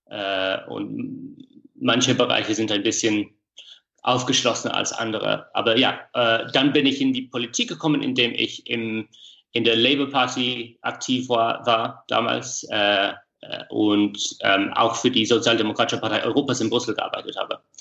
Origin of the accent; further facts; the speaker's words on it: England, United Kingdom; German is a second language; manchmal finde ich es schön, dass es bei uns in England diese, diese Momente der Zeremonie gibt.